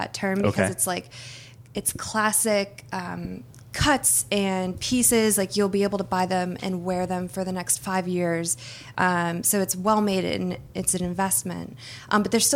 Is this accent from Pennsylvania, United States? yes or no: yes; Pennsylvania, United States; I went to school at Penn State. I was from Pennsylvania.